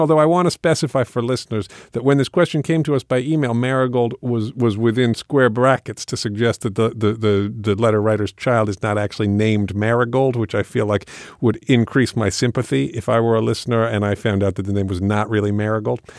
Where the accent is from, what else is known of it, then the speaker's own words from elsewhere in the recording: England, United Kingdom; moved away; I grew up in England.